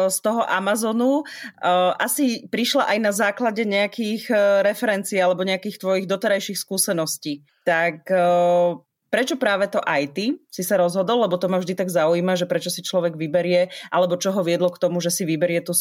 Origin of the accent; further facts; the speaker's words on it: eastern Slovakia, Slovakia; 15-ročné dievča z dediny na východe Slovenska, ktoré pochopilo, že internet je super vec a chcelo rýchlejší internet v tej dedine